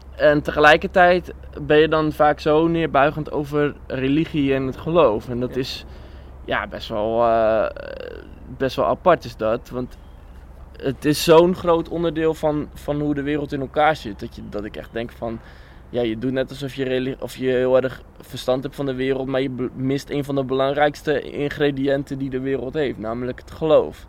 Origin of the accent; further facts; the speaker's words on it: Bible Belt, Netherlands; ik ben ook opgegroeid in de Bijbelbelt